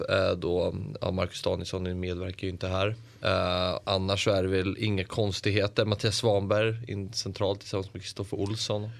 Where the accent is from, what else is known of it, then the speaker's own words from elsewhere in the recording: Sweden; som svensk